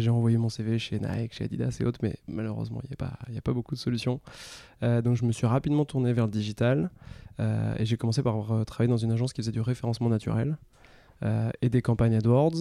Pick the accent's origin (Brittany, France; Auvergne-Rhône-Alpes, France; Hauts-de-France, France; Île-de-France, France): Brittany, France; moved away as an adult; now in Paris, France; je suis breton, j'ai grandi en Bretagne